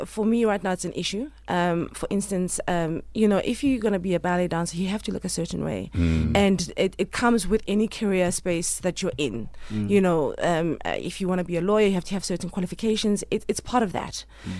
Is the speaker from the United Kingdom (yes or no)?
no; Alexandra, Gauteng, South Africa; Growing up in Alex? Yes. You know what? I managed to spend as much time as I could in the streets.